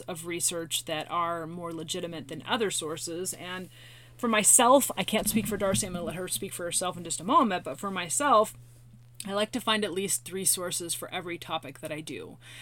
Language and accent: English; Tacoma, Washington, United States; My hometown